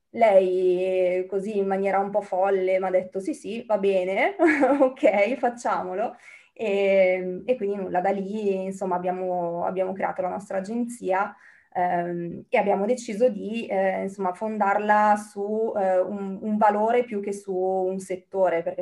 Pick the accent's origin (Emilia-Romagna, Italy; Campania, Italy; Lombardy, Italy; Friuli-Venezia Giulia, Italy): Lombardy, Italy; Bergamo; now in United Kingdom; mm, sono originaria di Bergamo in questo momento sono a Bergamo